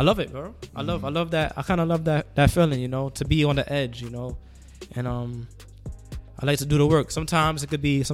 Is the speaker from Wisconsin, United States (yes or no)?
no; New York City, New York, United States; I'm from Flatbush